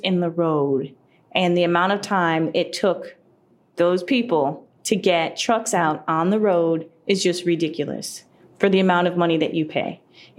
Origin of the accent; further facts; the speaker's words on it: Connecticut, United States; I'm from Connecticut. Might as well go back to Connecticut. And this is after living out in Asia for several years.